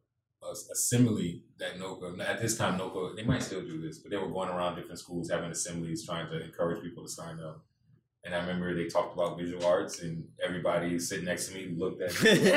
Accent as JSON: {"language": "English", "town": "New Orleans", "region": "Louisiana", "country": "United States", "said": "You know, like if I was living in Okinawa, Japan, it was just like, I'm an American or I'm from New Orleans."}